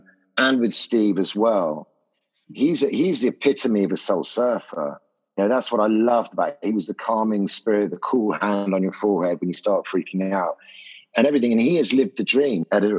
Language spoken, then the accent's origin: English; Ibiza, Balearic Islands, Spain; Because I grew up in Ibiza in the 60s and stuff like that.